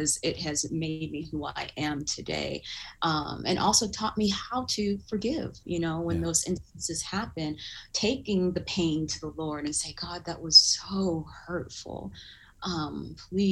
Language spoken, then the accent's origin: English; Southern California, United States; also born or lived in Uganda / Duluth, Minnesota; church that I grew up in Southern California